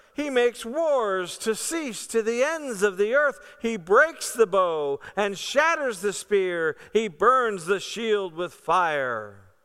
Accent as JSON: {"language": "English", "region": "Northern Virginia", "country": "United States", "tie": "born or raised there", "said": "I grew up, uh, in Northern Virginia"}